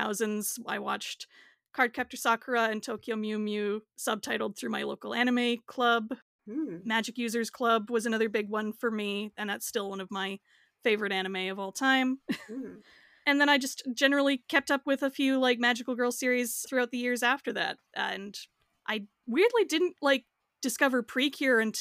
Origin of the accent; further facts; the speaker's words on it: Canada; I'm Canadian